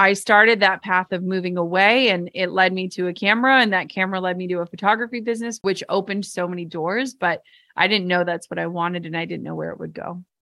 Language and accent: English; Minnesota, United States; I'm from Minnesota and my parents worked, like, the same jobs their entire lives